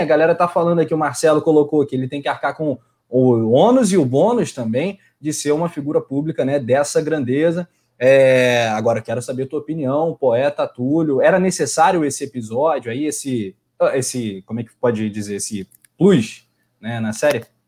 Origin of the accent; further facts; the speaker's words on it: Rio de Janeiro, Brazil; accent: carioca, sotaque puxado; a gente tem o sotaque puxado, né? Não basta ter sotaque carioca, tem aquele sotaque puxado